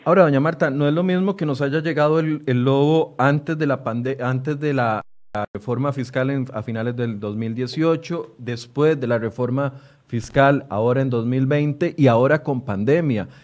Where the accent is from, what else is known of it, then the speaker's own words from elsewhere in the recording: Costa Rica; como costarricenses